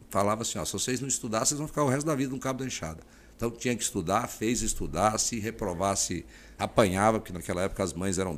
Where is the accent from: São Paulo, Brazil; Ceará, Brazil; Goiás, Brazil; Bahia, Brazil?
Goiás, Brazil; near Anápolis; now in Mato Grosso, Brazil; Eu vim lá do Goiás, né, eu trabalhava na roça até os 16 anos de idade, eu trabalhei no cabo da enxada, entendeu? Não era, não sou filho de rico, né, trabalhava na roça, agricultura familiar, pequena propriedade, 100 hectares lá pertinho de Anápolis, né?